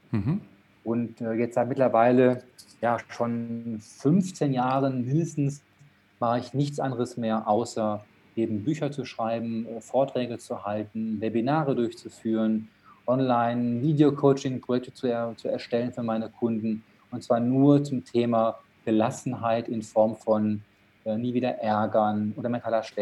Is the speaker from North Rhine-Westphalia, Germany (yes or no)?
yes; Dortmund, North Rhine-Westphalia, Germany; born there; ich bin in Dortmund geboren und habe das auch das Glück gehabt, in Dortmund studieren zu dürfen.